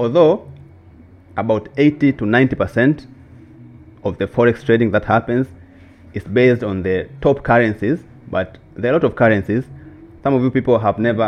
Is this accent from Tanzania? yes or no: yes; Makete, Njombe, Tanzania; I'm from the south of Tanzania, so there's a region called Makete.